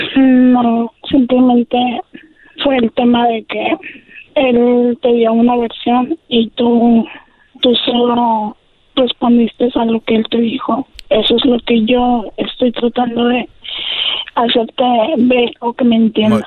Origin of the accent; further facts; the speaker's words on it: Guadalajara, Jalisco, Mexico; now in Tecate, Mexico; venimos de Guadalajara, nos instalamos aquí en Tecate, pero ya estoy pensando yo regresar a mi a mi lugar de nacimiento.